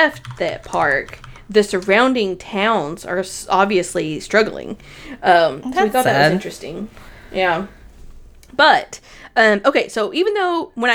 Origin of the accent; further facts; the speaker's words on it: Tennessee, United States; I'm from Tennessee